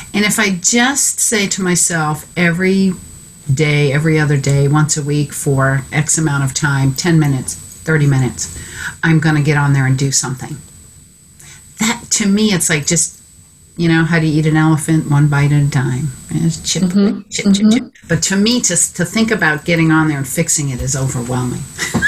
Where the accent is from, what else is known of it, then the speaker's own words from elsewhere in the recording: United States; I grew up in Maine.